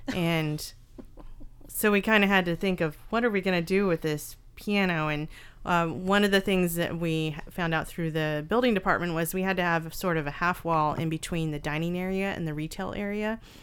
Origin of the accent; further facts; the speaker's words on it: Northern California, United States; I grew up in Northern California